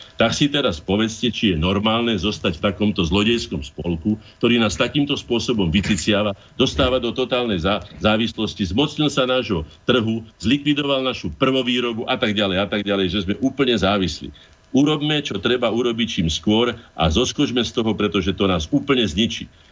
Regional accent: Slovakia; sme my Slováci

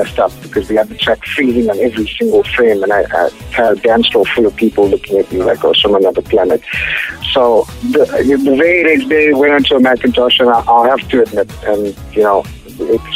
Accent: Durban, KwaZulu-Natal, South Africa; my hometown of Durban

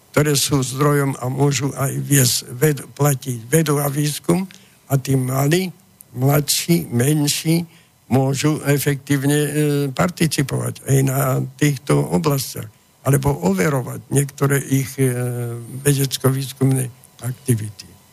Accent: Slovakia; My Slováci

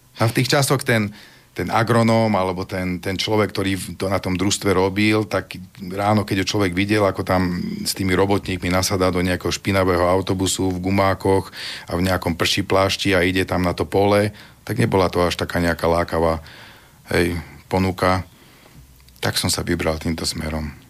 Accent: Vinica, Banská Bystrica Region, Slovakia; my sme vlastne rodáci z tej Vinice

